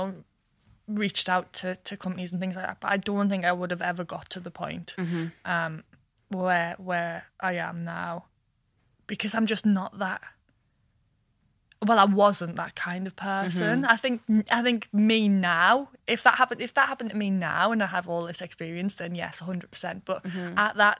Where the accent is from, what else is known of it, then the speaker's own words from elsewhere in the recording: Washington, North East England, United Kingdom; Washington, northeast of England. If I ever lose my accent, I I'm so proud of where I come from